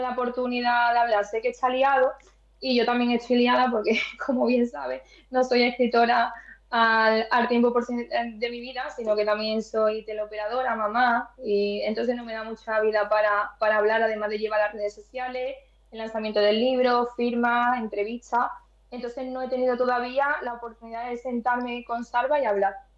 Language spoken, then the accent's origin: Spanish; Spain; en mi pueblo natal, en Gine